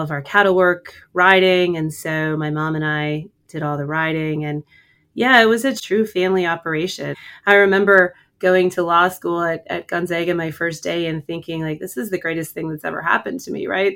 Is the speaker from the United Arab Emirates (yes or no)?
no; Bridger, Montana, United States; I grew up on a ranch in Bridger